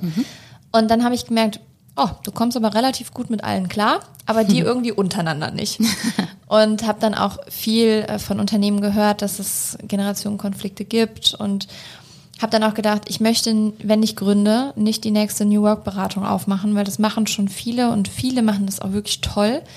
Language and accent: German; Germany; ich bin in Deutschland groß geworden